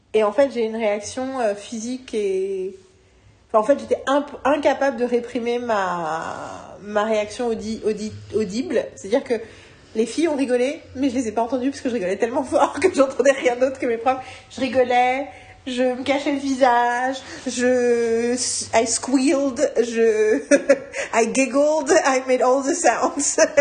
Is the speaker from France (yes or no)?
yes; France; je suis française